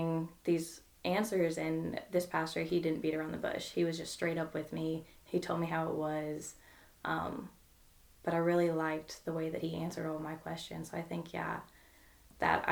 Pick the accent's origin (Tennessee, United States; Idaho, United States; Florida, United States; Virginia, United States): Virginia, United States; Williamsburg; moved away as an adult; now in Murray, United States; I moved to Murray for school, so I'm from Williamsburg, Virginia.